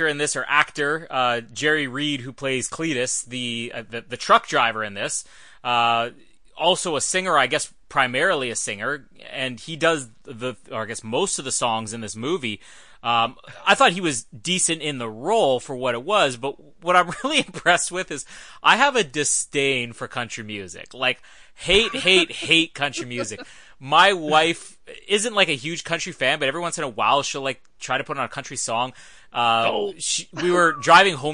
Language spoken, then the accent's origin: English; Canada; I'm Canadian